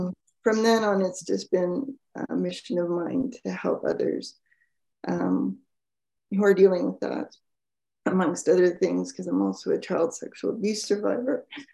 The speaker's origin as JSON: {"language": "English", "country": "Canada", "said": "I'm Canadian"}